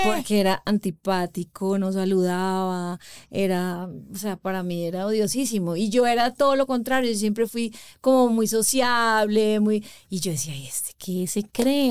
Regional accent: Colombia; Somos esposos, somos colombianos.

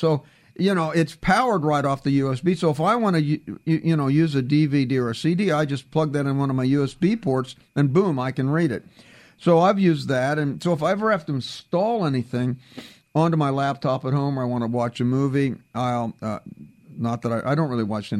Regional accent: Canada; now in United States; that even includes the times when I'm in Canada, since I'm a Canadian citizen down here with you Yanks.

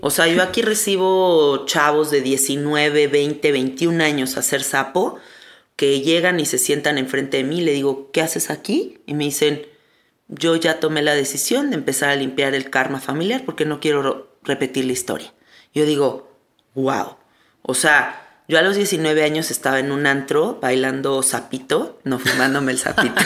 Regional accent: Mexico; claro que soy de aquí, soy mexicana.

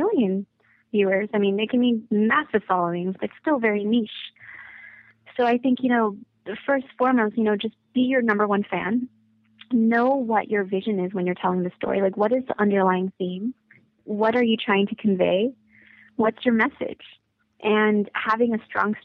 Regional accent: United States; also born or lived in California / Florida; I was born in America, and I had a really tough time relating to a lot of people at my school, because when I was in California, there was nothing but Asian people at my school

